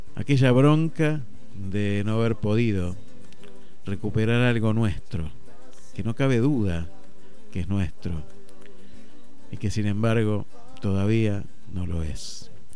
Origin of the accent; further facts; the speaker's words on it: Argentina; somos los argentinos